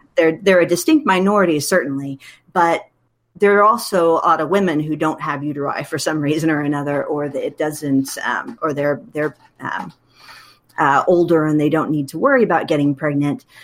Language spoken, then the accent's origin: English; Wichita, Kansas, United States; moved away as an adult; also born or lived in Illinois / Texas; I was born and raised in Wichita, Kansas